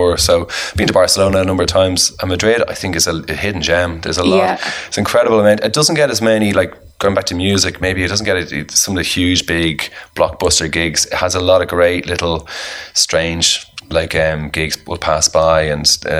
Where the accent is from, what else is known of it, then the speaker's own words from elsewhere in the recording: Ireland; as an Irishman